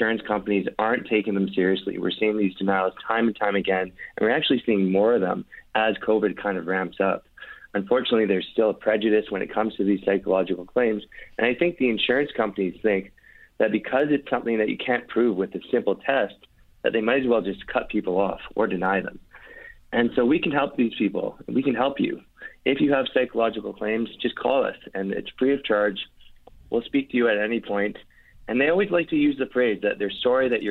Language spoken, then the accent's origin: English; Vancouver, British Columbia, Canada; I'm from Vancouver originally